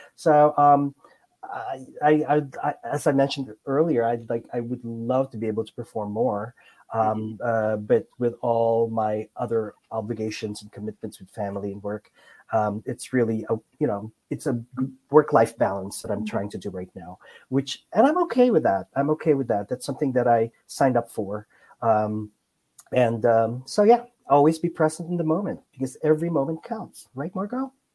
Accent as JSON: {"language": "English", "country": "Philippines", "moved": "yes", "lives_now": "United States", "said": "I came from the Philippines. I'm an immigrant"}